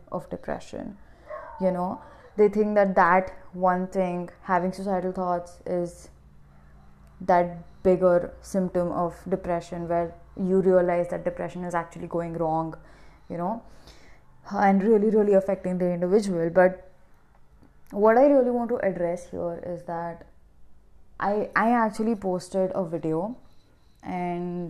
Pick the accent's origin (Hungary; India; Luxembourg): India; I'm from India